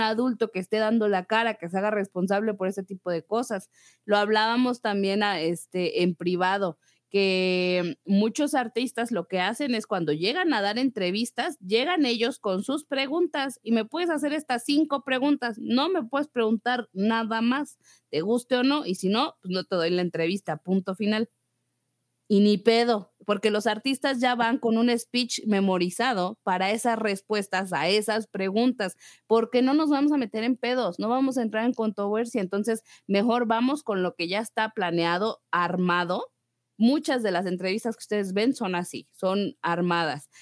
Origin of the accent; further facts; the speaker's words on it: Mexico; como mexicanos